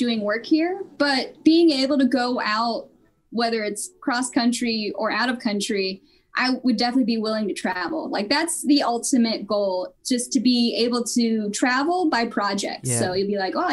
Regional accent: Virginia Beach, Virginia, United States; also born or lived in Portsmouth, Virginia; I was born in Portsmouth. I lived in Virginia Beach growing up

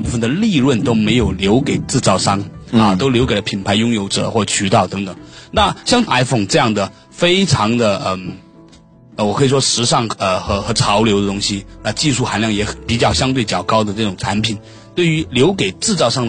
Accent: Guangdong, China; 我是广东人，

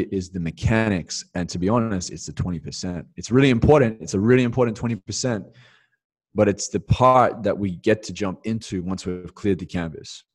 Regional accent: Perth, Western Australia, Australia; moved away as an adult; going back to Australia and just hitting the reset, getting grounded back in my hometown in Perth

